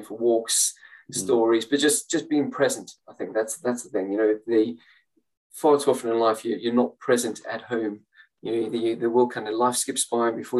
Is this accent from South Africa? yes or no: yes; South Africa; moved away; I grew up in South Africa during apartheid.